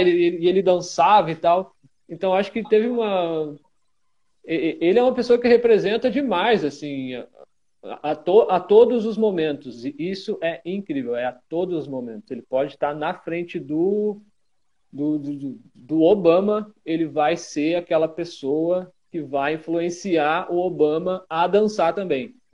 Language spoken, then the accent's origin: Portuguese; Rio Grande do Sul, Brazil; essa pessoa teve uma, uma importância muito grande aqui aqui de de onde eu sou, aqui no Rio Grande do Sul